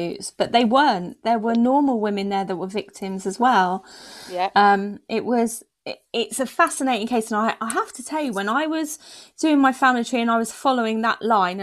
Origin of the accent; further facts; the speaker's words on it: London, United Kingdom; I grew up in London